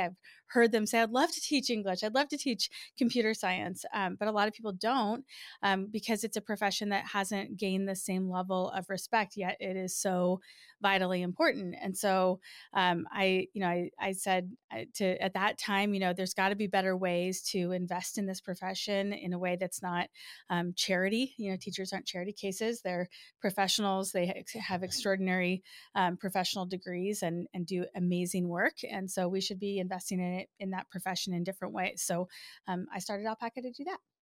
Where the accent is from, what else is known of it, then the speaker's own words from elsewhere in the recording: Nebraska, United States; moved away as an adult; I grew up in Nebraska.